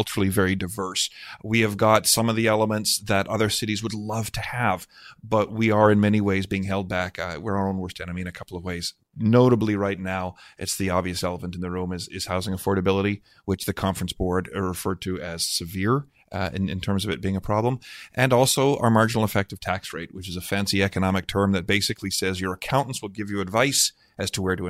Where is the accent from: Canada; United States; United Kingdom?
Canada; we are Canadian